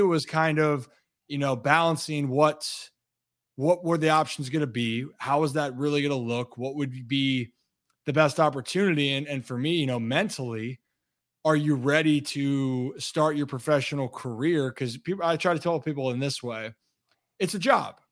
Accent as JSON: {"language": "English", "town": "Hunt Valley", "region": "Maryland", "country": "United States", "tie": "born or raised there", "moved": "as an adult", "lives_now": "Washington, D.C., United States", "said": "I grew up outside the city, so Hunt Valley is about 25 ish"}